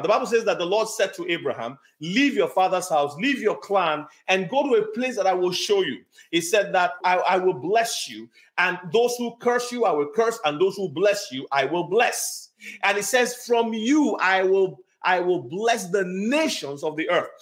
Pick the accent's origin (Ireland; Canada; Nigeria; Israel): Nigeria; moved away; I grew up in Nigeria